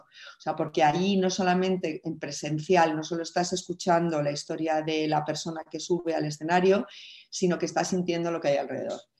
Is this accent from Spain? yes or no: yes; Spain; yo siendo mujer, siendo española